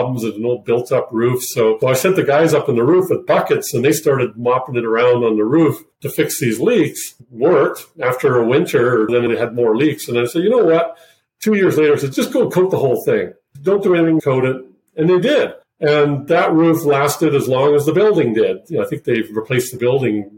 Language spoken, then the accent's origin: English; Switzerland; moved away; I'm originally from Switzerland, so an okay handle on the German language